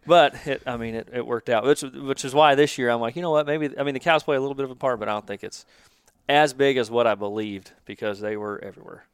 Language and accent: English; Kansas City, Missouri, United States; also born or lived in Lee's Summit, Missouri; born and raised in Kansas City, live in Lee Summit.